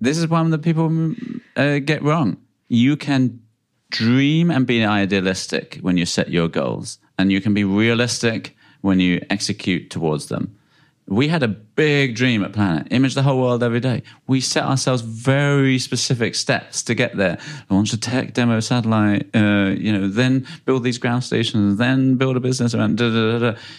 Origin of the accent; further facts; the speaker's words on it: United Kingdom; I'm from the U K.